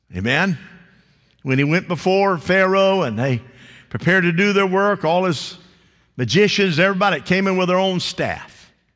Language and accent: English; the South, United States; I was raised in the South